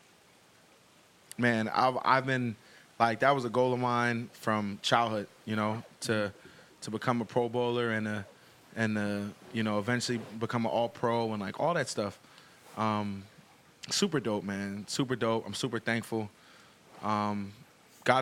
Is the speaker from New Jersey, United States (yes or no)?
yes; New Jersey, United States; moved away as an adult; now in Buffalo, United States; I grew up in Jersey